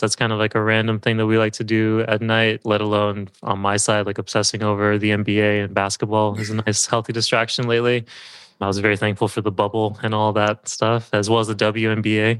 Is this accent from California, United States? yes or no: yes; Southern California, United States; also born or lived in Berkeley, California / San Francisco, California; I grew up in Southern California and moved to Berkeley for college